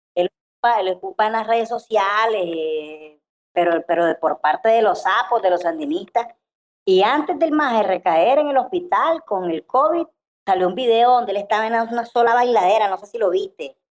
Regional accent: Nicaragua; soy nicaragüense

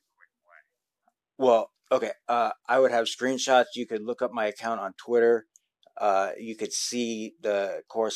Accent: South Florida, United States; I was born and raised in South Florida

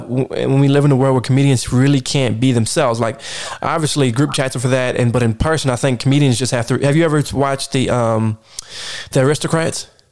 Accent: East Coast, United States; as a East Coaster and, uh, person that's definitely not from the West Coast

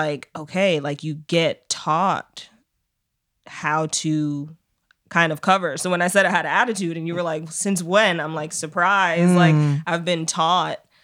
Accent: New York City, New York, United States; I grew up here in New York City

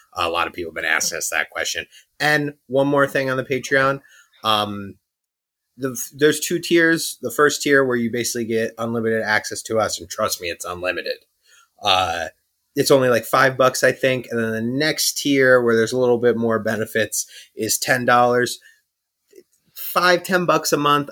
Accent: New York, United States; We're both obviously from New York

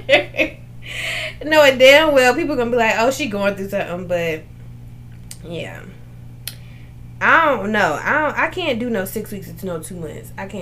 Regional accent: New Orleans, Louisiana, United States; I'm from New Orleans

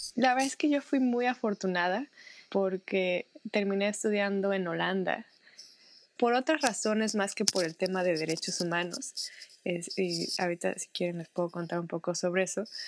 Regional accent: Mexico; also born or lived in Netherlands; soy mexicana, tengo 31 años

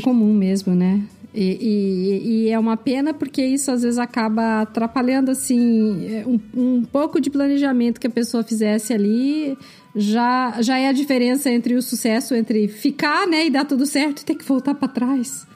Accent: Brazil; moved away; eu também sou brasileira

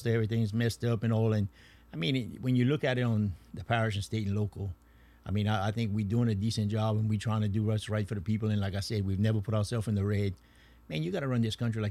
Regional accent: Cecilia, Louisiana, United States; I was born and raised in Grand Anse. Cecilia's where I went to school.

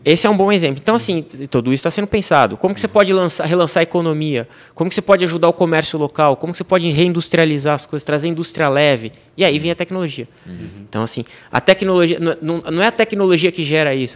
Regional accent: Brazil; moved away as an adult; now in France; eu sou um brasileiro que chegou na França

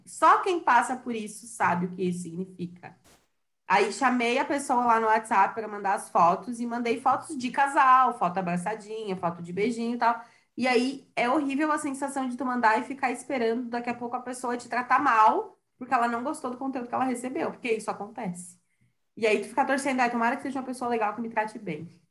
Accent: Santa Catarina, Brazil; sou de Santa Catarina

